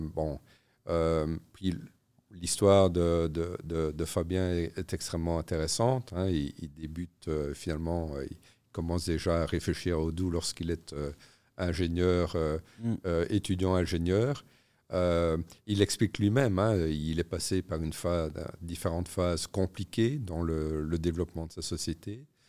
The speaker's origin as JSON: {"language": "French", "town": "Namur", "region": "Wallonia", "country": "Belgium", "said": "je suis namurois"}